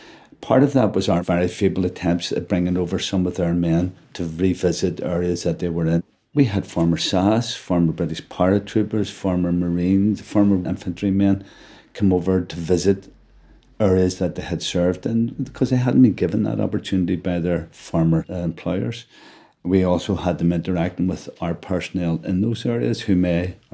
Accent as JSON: {"language": "English", "country": "Ireland", "said": "But as an Irishman, I want politics based on the island."}